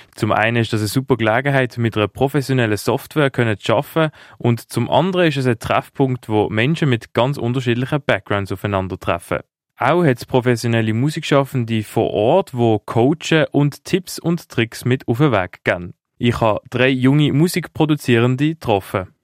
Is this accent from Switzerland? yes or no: yes; Basel, Basel-Stadt, Switzerland; ich komme aus Basel